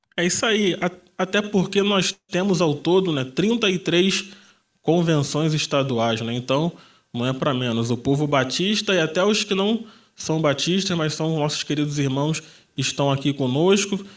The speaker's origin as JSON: {"language": "Portuguese", "town": "Belford Roxo", "region": "Rio de Janeiro", "country": "Brazil", "said": "eu que sou de Belfor Roxo"}